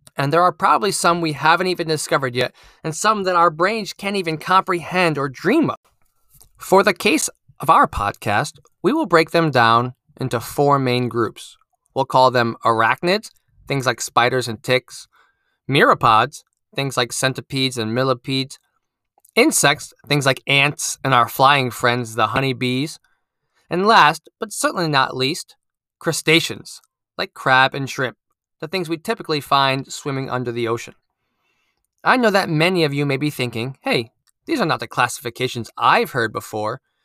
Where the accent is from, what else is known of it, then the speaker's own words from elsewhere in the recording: Connecticut, United States; I'm a STEAM teacher at an elementary school in my home state of Connecticut